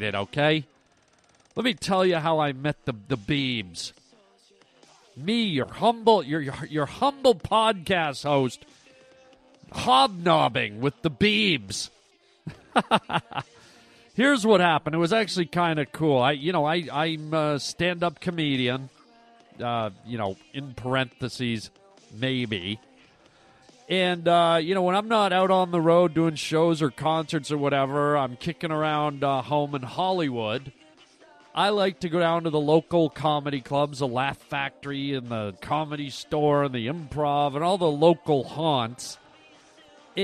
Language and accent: English; Toronto, Ontario, Canada; now in United States; I was born and raised in Canada